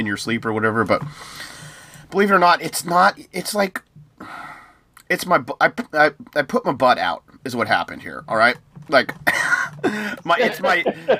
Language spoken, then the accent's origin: English; United States; I'm American